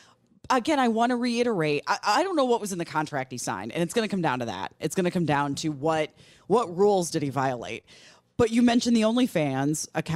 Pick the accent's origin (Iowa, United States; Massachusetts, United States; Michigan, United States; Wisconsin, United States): Wisconsin, United States; Milwaukee; WTMJ AM is a radio station I grew up listening to in Milwaukee.